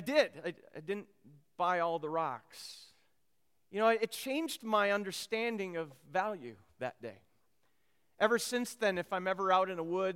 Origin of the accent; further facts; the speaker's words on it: Minnesota, United States; I grew up in Minnesota